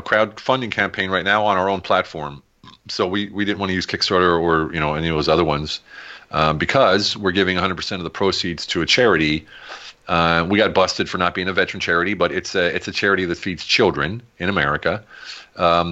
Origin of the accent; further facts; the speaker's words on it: United States; moved away as an adult; also born or lived in Germany; now in Hungary; I'm American